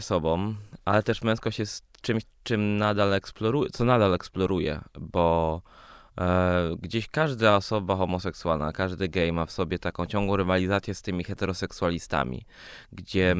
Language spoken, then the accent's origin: Polish; Poland; born or raised there; also born or lived in Sweden